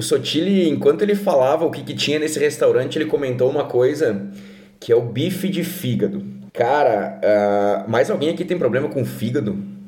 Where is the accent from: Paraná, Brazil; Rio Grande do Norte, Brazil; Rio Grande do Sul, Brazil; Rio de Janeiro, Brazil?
Paraná, Brazil; Curitiba; now in Caxias do Sul, Brazil; eu nasci em Curitiba